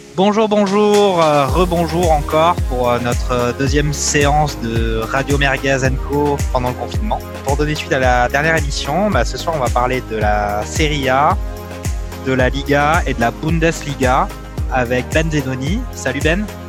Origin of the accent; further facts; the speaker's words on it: France; en tant que Français